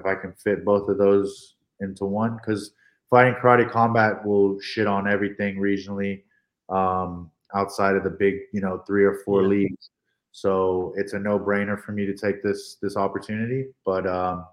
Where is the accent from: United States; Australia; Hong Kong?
Hong Kong; I'm from Hong Kong, so I'm a minority